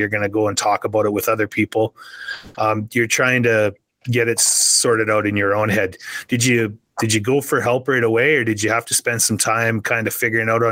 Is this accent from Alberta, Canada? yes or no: no; Nipawin, Saskatchewan, Canada; I grew up just outside of Nipawin